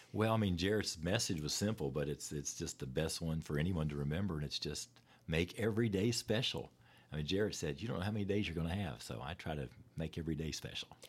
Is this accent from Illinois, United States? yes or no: no; West Virginia, United States; moved away as an adult; now in Lexington, United States; my hometown there in West Virginia